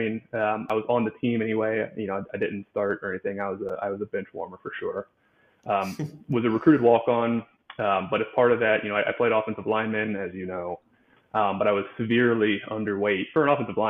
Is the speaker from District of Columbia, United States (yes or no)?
no; Charlotte, North Carolina, United States; So I'm from Charlotte, North Carolina. I spent, I guess at this point, I still have spent most of my life there.